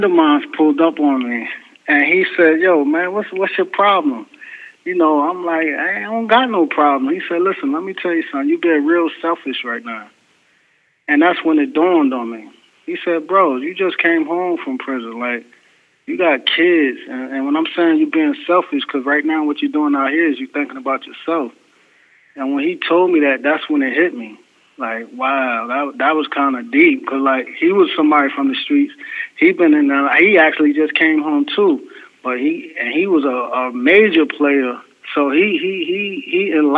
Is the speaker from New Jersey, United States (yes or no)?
yes; East Orange, New Jersey, United States; as a kid, I grew up in East Orange, New Jersey